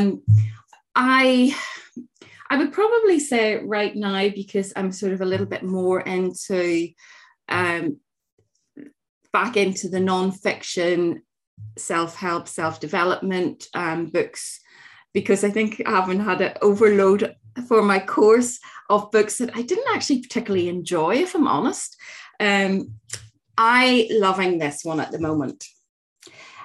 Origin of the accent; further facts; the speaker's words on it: Northern Ireland, United Kingdom; I grew up in Northern Ireland at the height of the Troubles